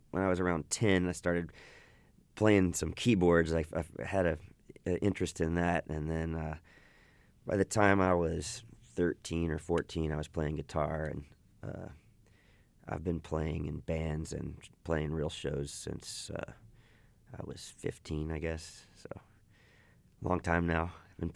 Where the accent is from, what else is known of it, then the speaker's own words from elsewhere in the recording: Austin, Texas, United States; I grew up in and around Austin all my life